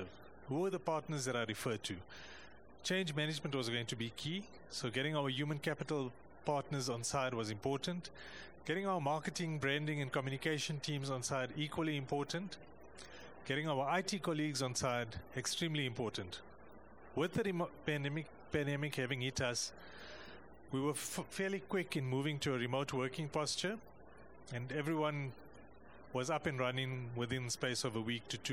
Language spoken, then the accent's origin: English; South Africa; I come from South Africa.